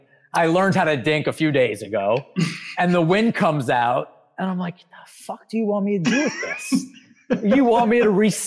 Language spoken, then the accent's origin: English; New York, United States; I'm a New Yorker through and through.